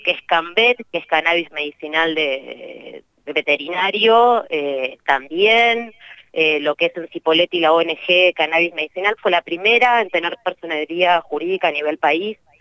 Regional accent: Neuquén, Argentina; somos de Neuquén, somos neuquinas repartidas en, distintos lados del país

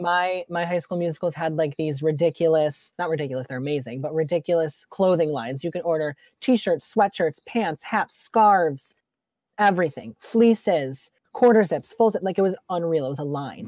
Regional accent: Rochester, New York, United States; I grew up in Rochester

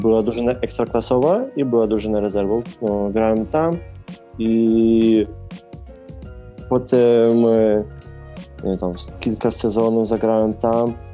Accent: Lviv, Lviv Oblast, Ukraine; moved away as an adult; now in Poland; jestem z Lwowa

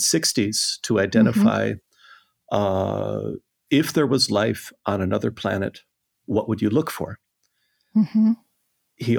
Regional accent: southern Minnesota, United States; moved away as an adult; also born or lived in Pasadena; now in Copenhagen, Denmark; I come from a small town in Minnesota, in southern Minnesota. My father was a Presbyterian minister there, and I guess I grew up influenced by him and by my older siblings. And I'm the youngest of 5 children.

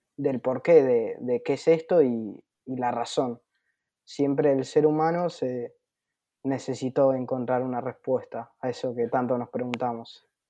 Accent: Buenos Aires, Argentina; tengo 18 años, soy de Buenos Aires, Argentina.

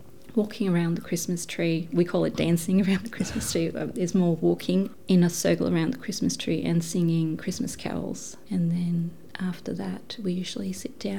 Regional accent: north of Copenhagen, Capital Region of Denmark, Denmark; English is a second language; moved away as an adult; now in Huonville, Australia; I was born south of Copenhagen, but we only lived there for a few years, then we moved north of Copenhagen, so I grew up there in a little country town

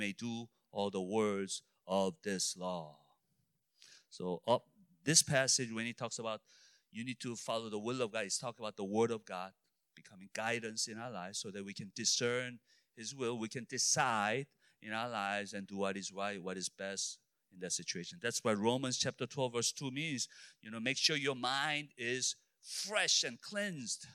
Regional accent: Illinois, United States; I'm only from Illinois.

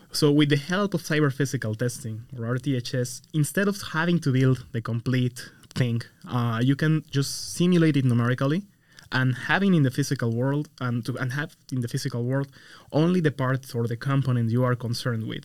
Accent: Mexico; moved away as an adult; now in United States; I come from Mexico. I originally did my, my bachelor and my master's over there.

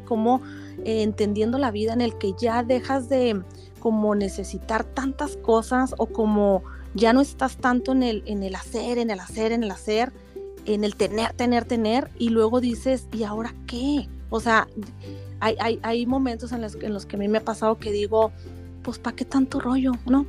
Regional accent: Chihuahua, Mexico; yo acá soy de Chihuahua y las personas de Chihuahua somos así

